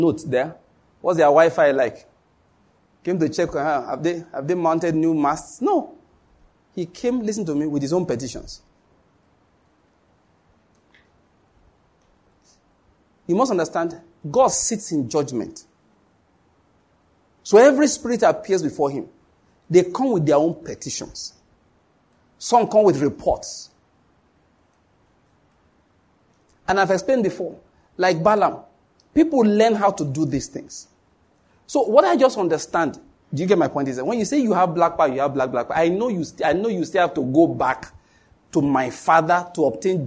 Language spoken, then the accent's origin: English; Western Nigeria, Nigeria; I'm from Western Nigeria